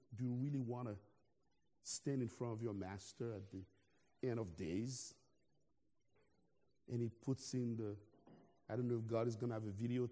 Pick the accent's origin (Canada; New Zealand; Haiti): Haiti; now in United States; I'm originally from Haiti